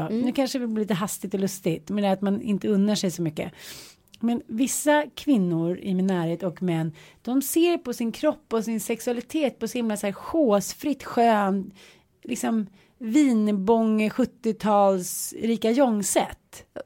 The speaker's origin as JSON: {"language": "Swedish", "region": "Småland", "country": "Sweden", "said": "min gamla Smålandssjäl"}